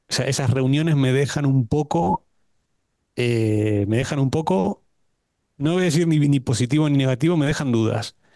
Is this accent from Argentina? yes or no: yes; Argentina; moved away; Me voy a tomar el atrevimiento como buen argentino no, de eh, empezar.